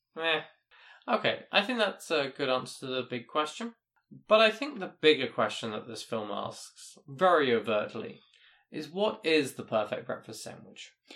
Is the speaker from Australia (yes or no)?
no; United Kingdom; me being British